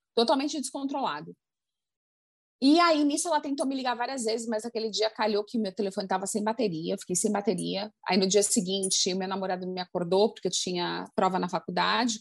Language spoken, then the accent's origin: Portuguese; Brazil; now in United States; crescendo no Brasil